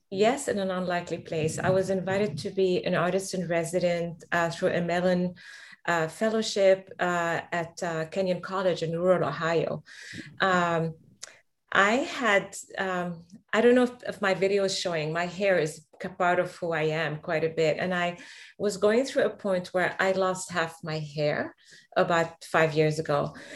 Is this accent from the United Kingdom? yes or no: no; Lebanon; now in Boston, United States; the Middle East where I'm from. I'm originally Lebanese from Palestinian parents